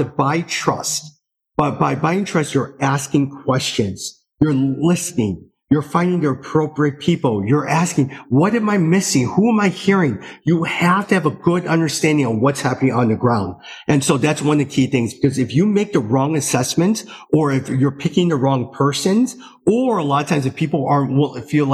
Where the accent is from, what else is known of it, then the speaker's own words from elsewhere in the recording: United States; As an American